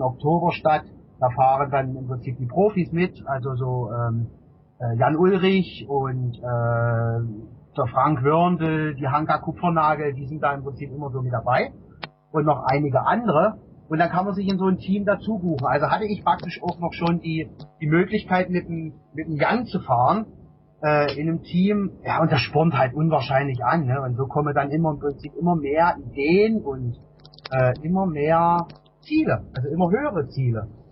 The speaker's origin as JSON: {"language": "German", "area": "Kraichgau", "region": "Baden-Württemberg", "country": "Germany", "said": "Ich komme aus der Region ähm, Kraichgau, also zwischen Karlsruhe, Sch äh, Pforzheim"}